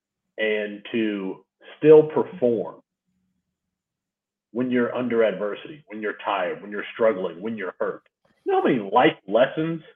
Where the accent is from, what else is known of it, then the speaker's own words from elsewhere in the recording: Kalamazoo, Michigan, United States; my hometown in Kalamazoo, Rhode Island.